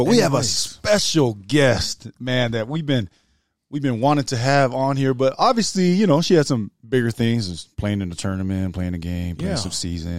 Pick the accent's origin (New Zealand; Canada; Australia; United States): New Zealand; I'm from New Zealand.